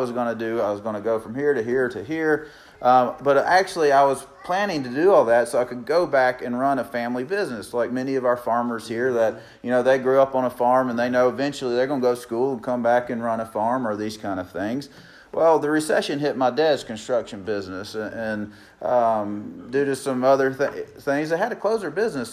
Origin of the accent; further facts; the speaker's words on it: Meridian, Mississippi, United States; moved away as an adult; we actually relocated to Meridian, Mississippi, my hometown